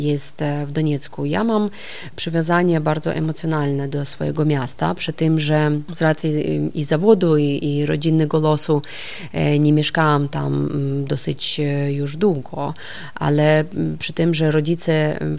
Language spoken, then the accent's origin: Polish; Donetsk, Donetsk Oblast, Ukraine; Zawsze czułam się tam przeszczęśliwie. Ja pochodzę z rodziny nauczycieli, historyka i tłumacza.